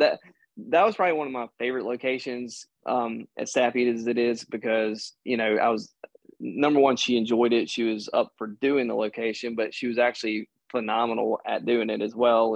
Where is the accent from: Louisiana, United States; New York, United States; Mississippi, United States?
Mississippi, United States; I grew up in Mississippi